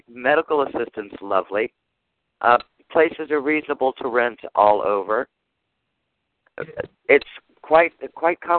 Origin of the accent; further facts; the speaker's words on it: Japan; I was raised in Japan, so I love temples.